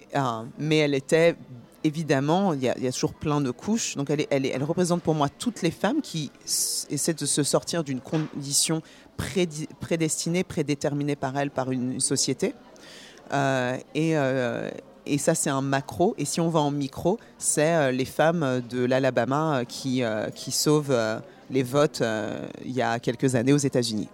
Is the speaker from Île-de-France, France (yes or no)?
yes; Paris, Île-de-France, France; now in New York, United States; je, vis à New York, mais je suis née à Paris. Je suis d'origine guinéenne et bourguignonne.